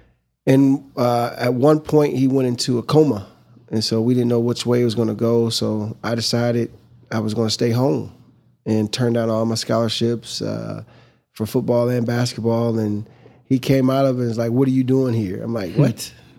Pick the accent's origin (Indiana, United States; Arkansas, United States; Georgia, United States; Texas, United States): Indiana, United States; Fort Wayne; I'm from Fort Wayne, Indiana. I'm one of 13 children.